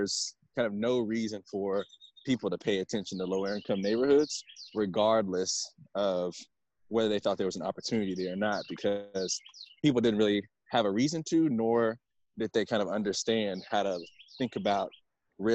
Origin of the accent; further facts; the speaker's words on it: DeSoto, Texas, United States; I grew up in DeSoto, Texas, which is maybe about 15 minutes south of downtown Dallas.